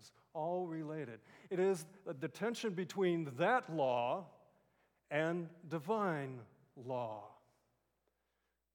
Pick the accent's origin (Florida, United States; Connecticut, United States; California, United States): California, United States; moved away; also born or lived in Boston; I grew up in California